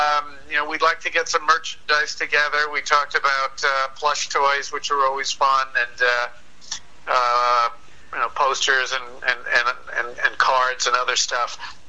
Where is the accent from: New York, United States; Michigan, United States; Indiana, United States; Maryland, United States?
New York, United States; Long Island; I grew up on Long Island.